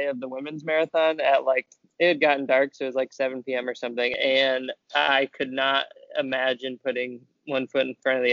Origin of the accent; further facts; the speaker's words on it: Indiana, United States; I'm from Indiana where it's pretty humid in the summer